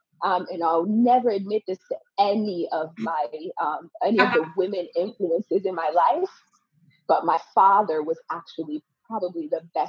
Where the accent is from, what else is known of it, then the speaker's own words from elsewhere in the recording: Connecticut, United States; also born or lived in Benin; I grew up in Connecticut from 10 till about 17 years old. I grew up in Connecticut